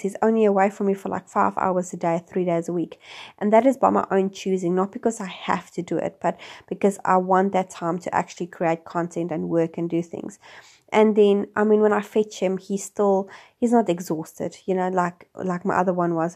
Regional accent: South Africa; moved away as an adult; also born or lived in Wellington, New Zealand; now in New Zealand; I'm originally from South Africa, and I have been living in New Zealand for the last six years

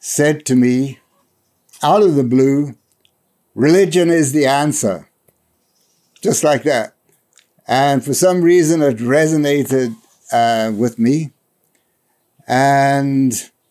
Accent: South Africa; moved away as an adult; now in New Hampshire, United States; I was born in South Africa in 1949

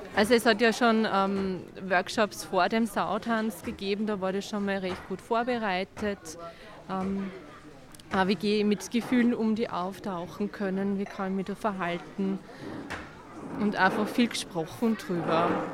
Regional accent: Rohrau, Lower Austria, Austria; wir kommen aus Rohrau, Niederösterreich

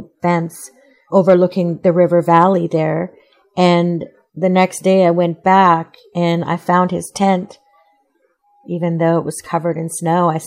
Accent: Alberta, Canada; So I'm from Treaty 6 territory. I live just outside of Edmonton.

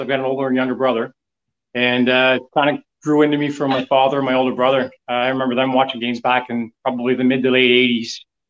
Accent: Canada; I'm from the East Coast. I think I'm probably in the area of about 1,200 miles away from Buffalo.

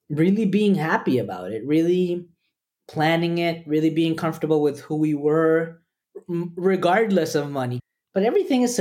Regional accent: Costa Rica; also born or lived in El Salvador; I really want Liam to have a family because I grew up in Costa Rica with Peruvian parents. So, in many ways, we were immigrants. So, I didn't have an extended family in Costa Rica.

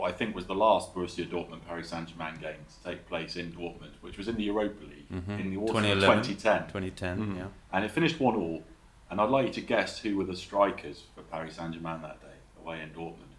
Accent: England, United Kingdom; moved away as an adult; now in France; I was used to growing up in England

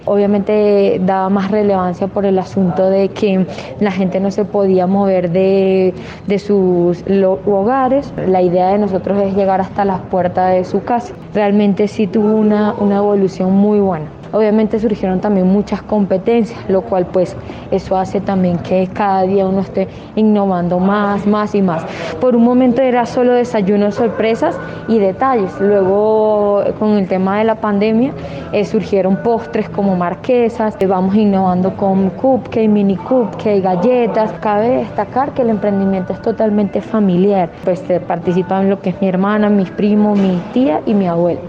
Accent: Caracas, Capital District, Venezuela; moved away as an adult; now in Colombia; Soy de Caracas

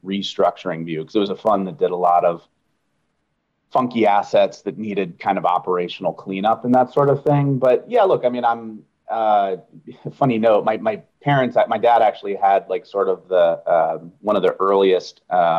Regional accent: about an hour outside of Philadelphia, Pennsylvania, United States; moved away as an adult; also born or lived in New York; I'm from Pennsylvania, from an area that used to be semi-rural and then has gotten sort of suburbanified. But I grew up about an hour outside of Philly

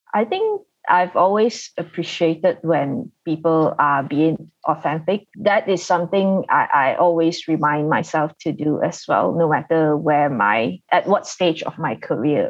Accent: Malaysia; being a Malaysian and based here in Kuala Lumpur

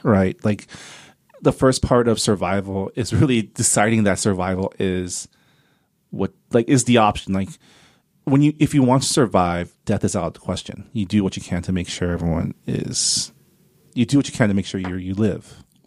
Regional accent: Canada; now in United States; I have a green card, 'cause I'm Canadian

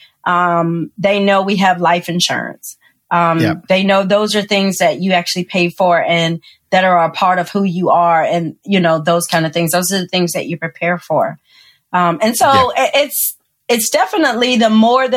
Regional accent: the South, United States; now in New Orleans, United States; I'm from the South.

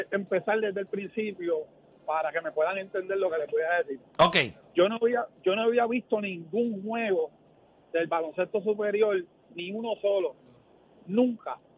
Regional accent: Bayamón, Puerto Rico; No, a mí me gusta el baloncesto y voy a los vaqueros. Yo soy de Bayamón.

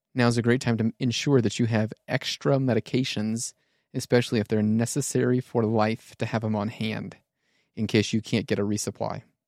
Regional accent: United States; being American

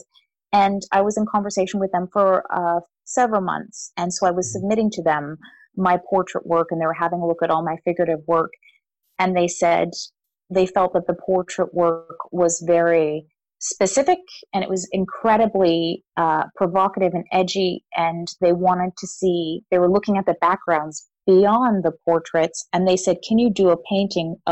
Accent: Vancouver, British Columbia, Canada; Growing up in the church that I grew up in here in Vancouver

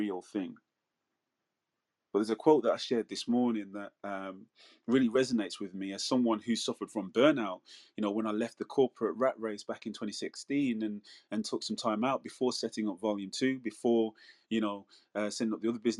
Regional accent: Manchester, North West England, United Kingdom; moved away; where I was born in Manchester in the UK, in Withenshaw, that was considered one of the biggest council estates in Europe

